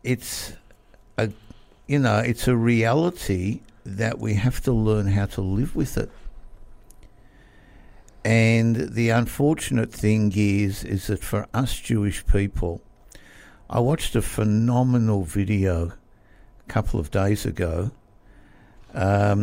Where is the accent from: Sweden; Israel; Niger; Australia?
Australia; Melbourne, Victoria; I was born in Melbourne. Born, bred, grew up, educated